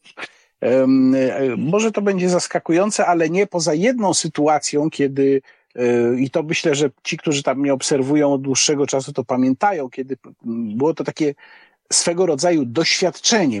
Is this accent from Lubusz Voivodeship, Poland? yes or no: no; Łódź, Łódź Voivodeship, Poland; moved away as an adult; also born or lived in Warsaw; z pochodzenia jestem łodzianinem